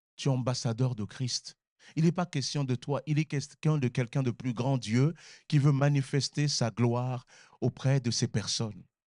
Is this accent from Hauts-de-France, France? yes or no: no; Sarcelles, Île-de-France, France; j'ai grandi à Sarcelles